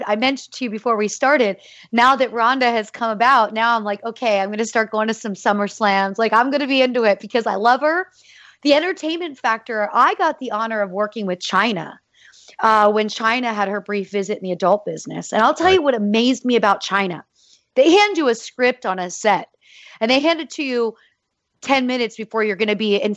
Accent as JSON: {"language": "English", "town": "Easton", "region": "Pennsylvania", "country": "United States", "tie": "born or raised there", "said": "I grew up in Easton, Pennsylvania, home of Larry Holmes."}